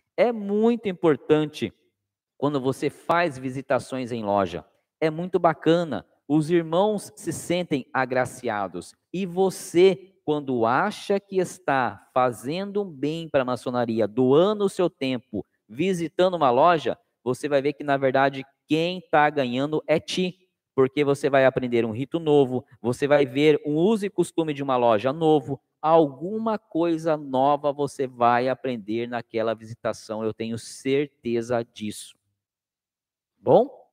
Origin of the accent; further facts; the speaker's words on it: Cananéia, São Paulo, Brazil; now in Sorocaba, Brazil; eu sou de Cananéia, litoral sul. E Cananéia, por ser uma cidade é, é, praiana, né, com muita pesca, a minha infância foi ouvindo os catarinenses falar.